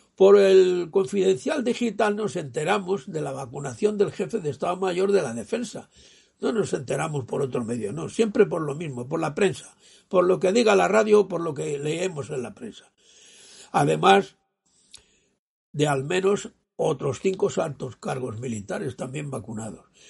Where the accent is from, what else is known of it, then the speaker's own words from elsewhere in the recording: Spain; un español nonagenario, yo